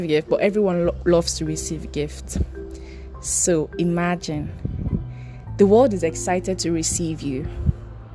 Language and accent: English; Edo, Nigeria; I'm from Edo State.